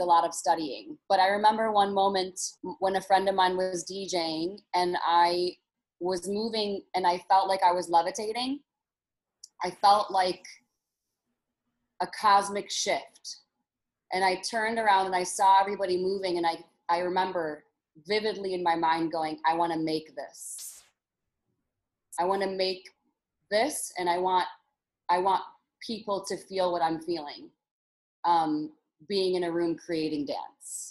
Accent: Detroit, Michigan, United States; moved away; I'm from Detroit, Michigan, where the underground dance scene was hot and heavy when I was younger

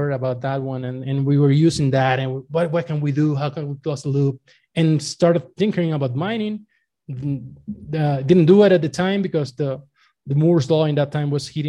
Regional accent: Venezuela; moved away as an adult; now in Mexico; I was born in Venezuela and I was working actually for the national oil company for since I graduated

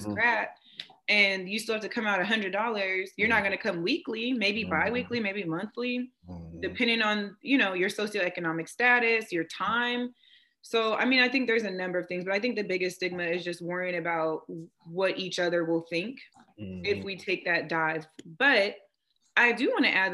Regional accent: West Coast, Washington, United States; also born or lived in Oklahoma; now in East Coast, United States; I'm from the West Coast. So living on the East Coast, my family is not here. So I made a few trips back to Washington State

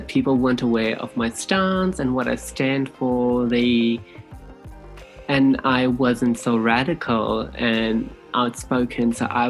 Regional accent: Fiji; now in New Zealand; moved to New Zealand, I moved into a space of privilege, and I was very much aware of that because I came from Fiji, where they don't even treat you like humans.

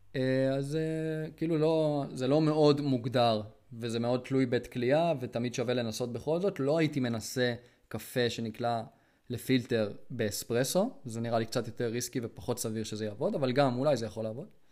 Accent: Israel; אני ישראלי

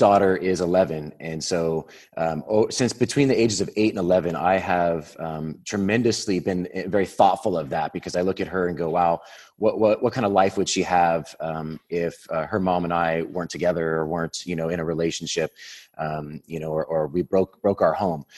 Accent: Whittier, California, United States; I was born in Whittier, California, and a small little suburb out here in Southern California

